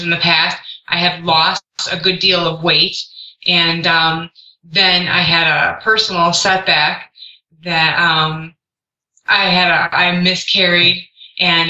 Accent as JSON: {"language": "English", "town": "Cleveland", "region": "Ohio", "country": "United States", "said": "I am from Cleveland, Ohio"}